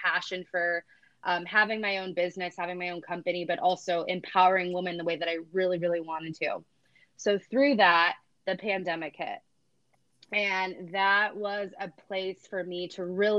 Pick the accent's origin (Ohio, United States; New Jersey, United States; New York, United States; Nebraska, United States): Ohio, United States; Cleveland; I am originally from Cleveland, Ohio. I grew up in a smaller town